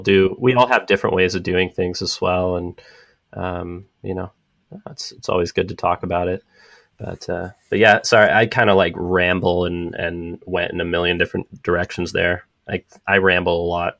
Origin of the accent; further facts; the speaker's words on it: San Diego, California, United States; moved away as an adult; now in San Francisco, United States; I grew up in San Diego